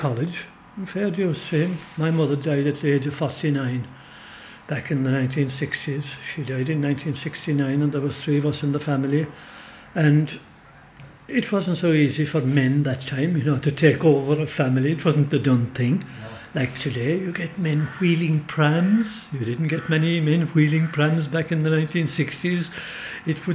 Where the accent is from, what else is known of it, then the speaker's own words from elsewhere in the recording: Brosna, Munster, Ireland; I was born in Brosna.